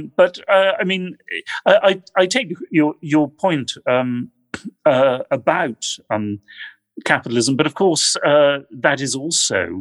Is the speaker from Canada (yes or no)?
no; United Kingdom; Speaking as a Brit